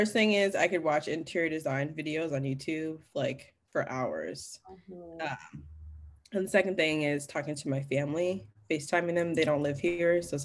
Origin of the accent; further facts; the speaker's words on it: Kalamazoo, Michigan, United States; moved away as an adult; also born or lived in Montclair, New Jersey; now in Los Angeles, United States; I was born in New Jersey, Montclair, New Jersey. And then I moved, my mom got remarried and I moved to Kalamazoo, Michigan.